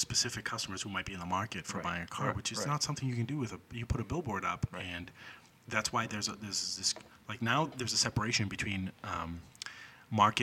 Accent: Lynn, Massachusetts, United States; Lynn, to me, has always been a place that I've held dear because I'm born and raised in Lynn too

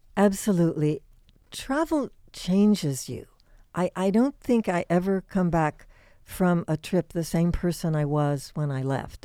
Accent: Indiana, United States; I grew up in Indiana

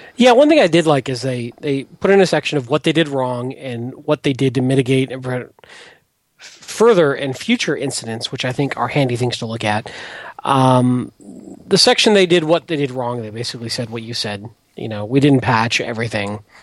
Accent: Detroit, Michigan, United States; moved away; I grew up in Detroit, and you know my dad worked for the auto companies, and you know union is everything up there

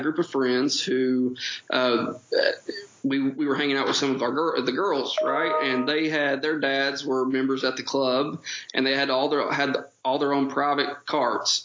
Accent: Paintsville, Kentucky, United States; accent: Eastern Kentucky; I- am originally from Paintsville, Kentucky, proud Eastern Kentuckian, as you'll hear in my accent. I've never gotten rid

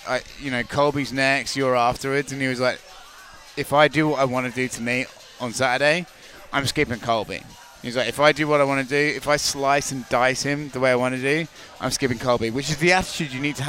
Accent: United Kingdom; I'm a British guy, okay?

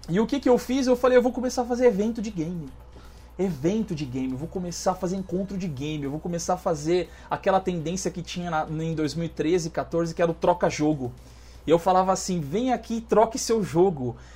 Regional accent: Minas Gerais, Brazil; now in Pato Branco, Brazil; eu sou mineiro, sou foragido numa cidade chamada Pato Branco.

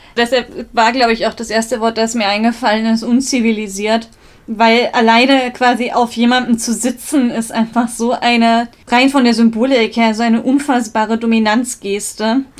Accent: Munich, Bavaria, Germany; ich bin ja auch in Milbertshofen aufgewachsen

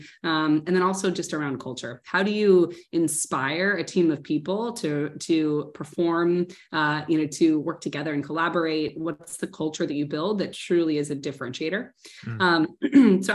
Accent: Nebraska, United States; moved away; I'm from Nebraska.

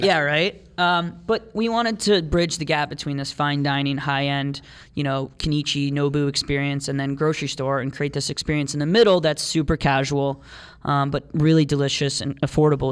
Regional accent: Oakwood, Ohio, United States; also born or lived in Columbus, Ohio; Dayton, where we're from. Um, we grew up in Oakwood

